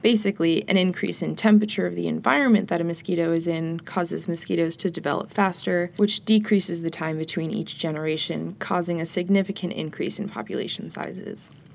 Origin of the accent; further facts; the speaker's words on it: New York, United States; growing up in New York